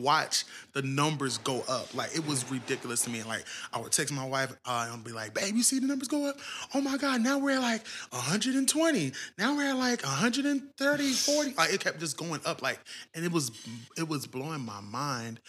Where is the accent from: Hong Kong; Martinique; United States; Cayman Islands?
United States; Cincinnati, Ohio; moved away; I'm originally from Ohio, Cincinnati, to be exact.